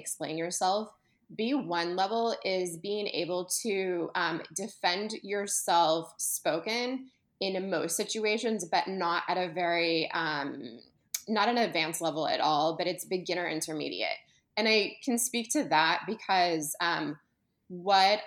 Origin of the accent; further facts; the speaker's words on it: United States; being Italian American and speaking Italian in Italy